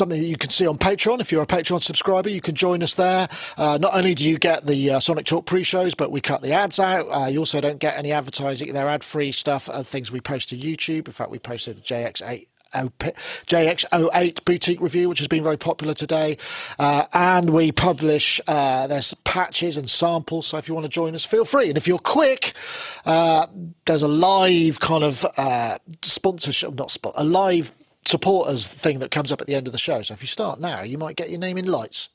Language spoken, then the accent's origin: English; United Kingdom; being British